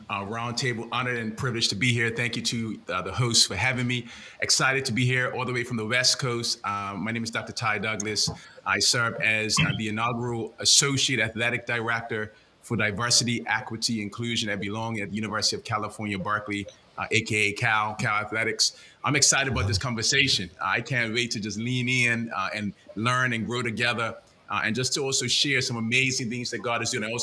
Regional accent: Bermuda; Come on, you gotta you gotta enunciate. I'm from Bermuda

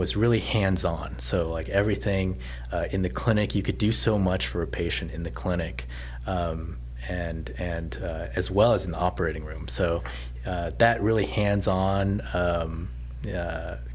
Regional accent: Southern California, United States; moved away as an adult; also born or lived in Nashville / New Orleans; now in Houston, United States; I was born and raised in Southern California.

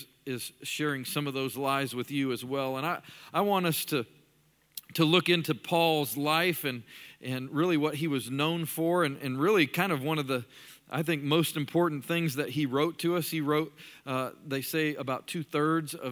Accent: Colorado Springs, Colorado, United States; moved away as an adult; now in Birmingham, United States; I'm actually from Colorado Springs, Colorado. I was in the towing and recovery business for really most of my life until I was almost 30 years old when I moved to Birmingham

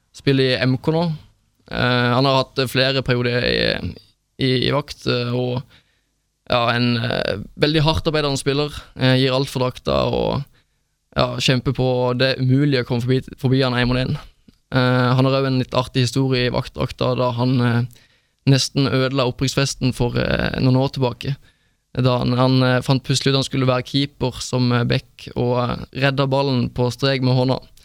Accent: Sørlandet, Norway; moved away; Jeg var kun hjemme på Sørlandet i år

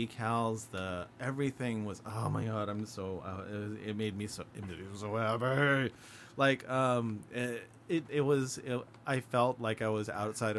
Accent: United States; I'm American.

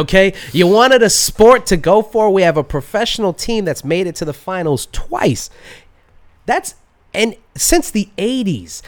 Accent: United States; being an American

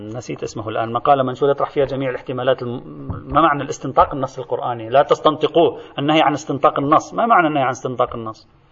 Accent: Lebanon; عندنا في لبنان

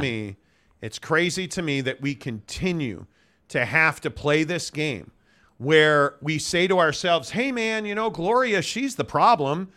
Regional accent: Chicago, Illinois, United States; moved away; I grew up in Chicago as a Catholic Notre Dame fan.

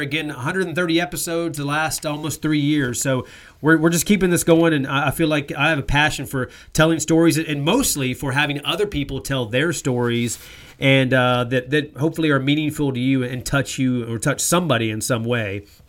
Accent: North Carolina, United States; moved away; growing up in North Carolina, how basketball was king for me

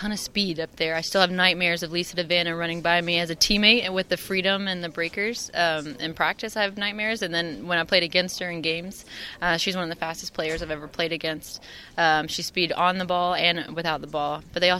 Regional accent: United States; Finally, the real soccer culture is in America, and the wonderful thing about being American is you have both men and women that are really good at the sport.

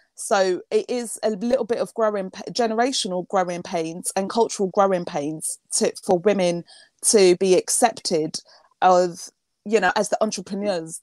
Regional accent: United Kingdom; also born or lived in Jamaica / Saint Lucia; my perspective as a British black woman

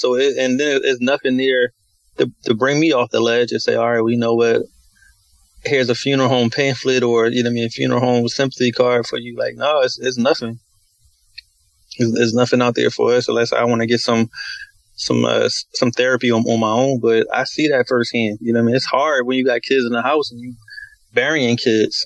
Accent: Philadelphia, Pennsylvania, United States; Southwest is, um, that's originally where I'm from. So, um, everything started in Southwest. I grew up on a little small little corner on 46 on Baltimore Avenue

